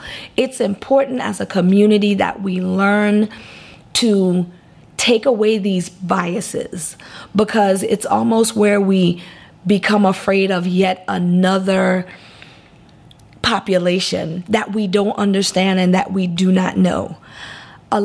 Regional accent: U.S. Virgin Islands; I was raised in the Virgin Islands.

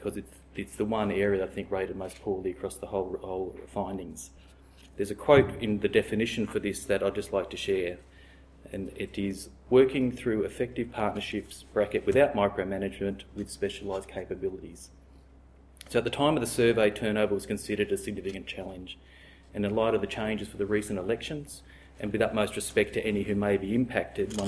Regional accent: Australia; as an Australian

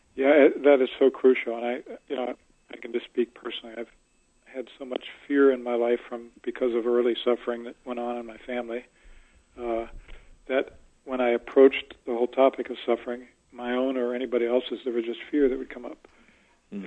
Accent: Pittsburgh, Pennsylvania, United States; moved away; also born or lived in Tallahassee, Florida; I'm I'm from Pittsburgh originally.

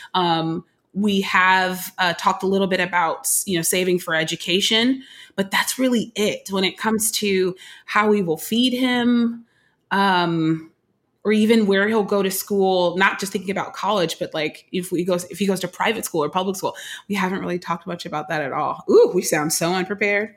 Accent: Oakland, California, United States; now in Brooklyn, United States; I'm born and raised in Oakland, California

